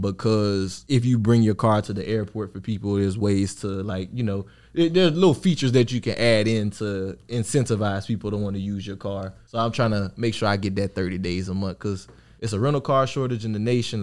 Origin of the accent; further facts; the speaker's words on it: Opelousas, Louisiana, United States; moved away as an adult; where I'm from, I'm from Louisiana